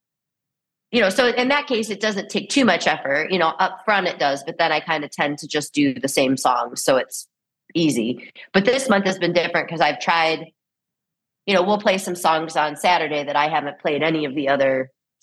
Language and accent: English; Rock Island, Illinois, United States; now in Northeast Iowa, United States; I grew up in the Midwest in the Quad Cities. So I'm from Rock Island, Illinois, across from Iowa, across the Mississippi River